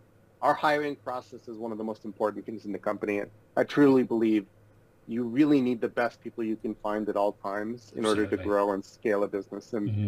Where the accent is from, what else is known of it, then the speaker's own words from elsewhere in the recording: Odesa, Odesa Oblast, Ukraine; born there; So I was born in Odessa, as I told you, which is in the Ukraine.